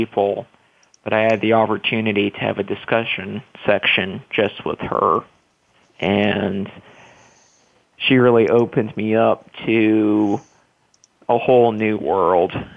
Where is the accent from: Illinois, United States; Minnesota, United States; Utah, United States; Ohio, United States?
Utah, United States; Salt Lake City; moved away as an adult; also born or lived in Los Angeles, California / Central Virginia; now in Lynchburg, United States; originally I'm from Salt Lake City, Utah, and born and raised.